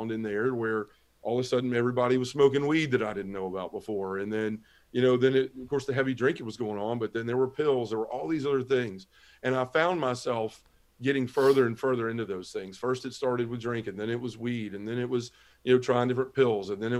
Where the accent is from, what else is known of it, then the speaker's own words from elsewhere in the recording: Memphis, Tennessee, United States; I was born and raised in Memphis, Tennessee. It's where I live now